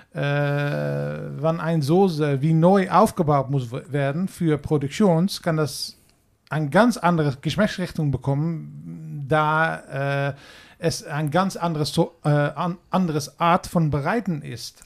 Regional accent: Netherlands; German is a second language; wir haben in Holland

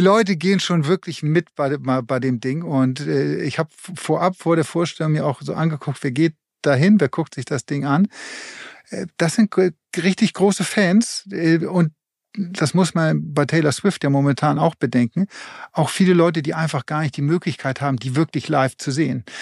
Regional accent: Germany; hier bei uns in Deutschland

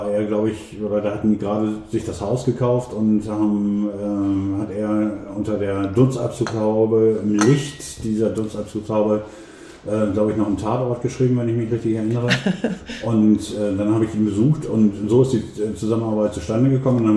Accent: Emden, Lower Saxony, Germany; Ja, also ähm, fangen wir mal äh, da an, wo ich aufgewachsen bin, nämlich in ähm, der Seehafenstadt M. Da bin ich auch geboren worden. Und ähm, groß geworden bin ich im Stadtteil ähm, Transvaal.

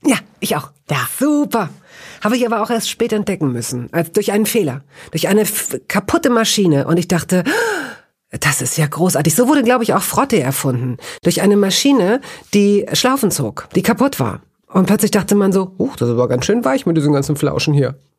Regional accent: Northern Germany, Germany; tatsächlich bin ich eher in Norddeutschland groß geworden

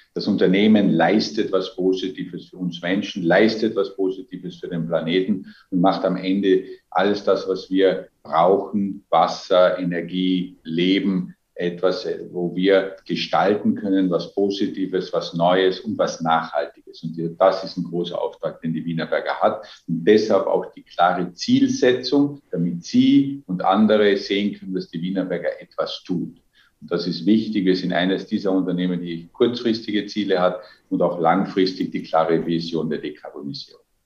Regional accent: Austria; Als Österreicher

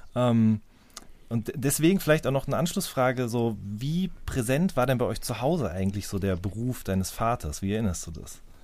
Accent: Hagen, North Rhine-Westphalia, Germany; ich bin in Hagen groß geworden in Nordrhein-Westfalen

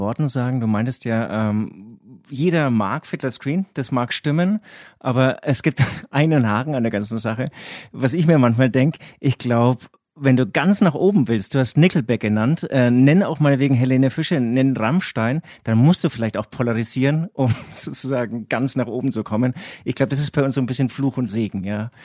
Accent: Herzogenaurach, Bavaria, Germany; accent: Franconian; ich komme ja, wie man ähm, meinem Dialekt äh, unschwer auch ähm, anmerkt, ähm, auch aus Franken. Im Prinzip ähm, bin ich genau, also ich, ich bin in Herzogenaurach groß geworden

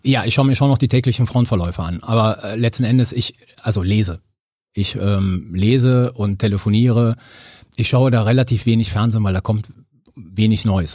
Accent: Cologne, North Rhine-Westphalia, Germany; also born or lived in Sardinia; ich bin in Köln-Chorweiler äh, aufgewachsen

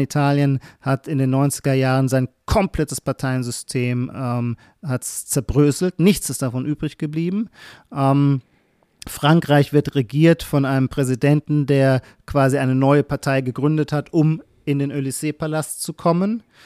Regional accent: Heidelberg, Baden-Württemberg, Germany; Kurpfälzer, dann schließlich komme ich aus Heidelberg

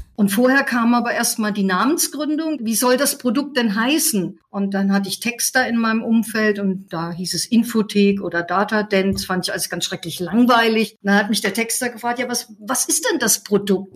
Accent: Fulda, Hesse, Germany; also born or lived in Leipzig; now in Heidelberg, Germany; geboren bin ich in Fulda

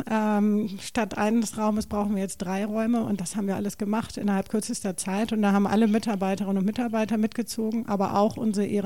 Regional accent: Hamburg, Germany; also born or lived in Stade; Also ich bin gebürtige Hamburgerin, richtig, und habe jetzt sechs, sechs Jahre in Stade gelebt.

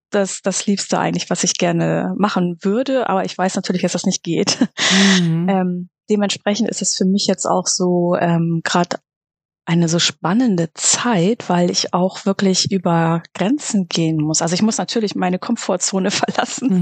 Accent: Reinbek, Schleswig-Holstein, Germany; ich komme aus Rheinbeek bei Hamburg. Das ist im schönen Schleswig-Holstein.

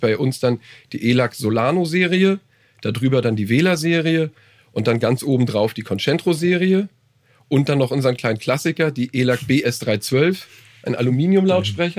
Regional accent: Hamburg, Germany; ich bin aus Hamburg. Also, aus dem ja. Vorort von Hamburg, wohne aber da.

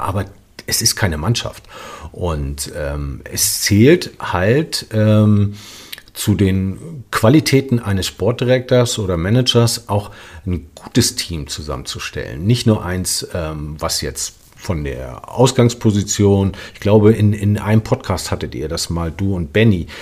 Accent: Rostock, Mecklenburg-Vorpommern, Germany; wenn du zu Hause spielst in Rostock ähm, und ich kenne meine Heimatstadt

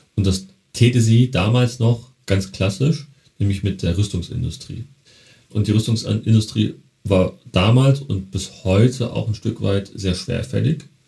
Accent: Berlin, Germany; Ich komme ja ursprünglich aus Berlin, Neukölln

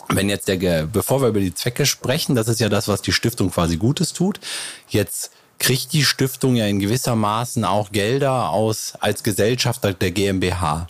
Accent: Neukirchen-Vluyn, North Rhine-Westphalia, Germany; ich komme ja auch aus Neukirchen Flühen

